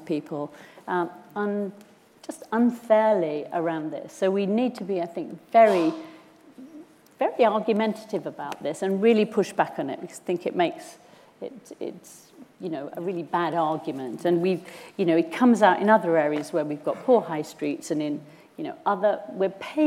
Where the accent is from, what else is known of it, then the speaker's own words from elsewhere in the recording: Cumbria, North West England, United Kingdom; I'm from Cumbria, so of course I've got a thing about the rural communities